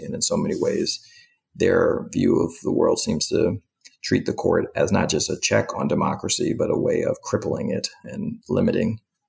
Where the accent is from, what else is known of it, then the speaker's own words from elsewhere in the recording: New York City, New York, United States; moved away as an adult; now in Washington, D.C., United States; I'm the president of the Alliance for Justice, originally a native of East Harlem. I now live in Washington, D.C.